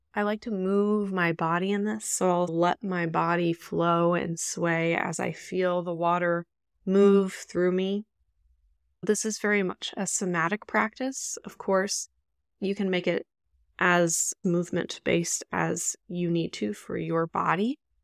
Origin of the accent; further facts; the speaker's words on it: Indianapolis, Indiana, United States; my hometown, which is native Miamiaki land, Kickapoo land in Indianapolis, Indiana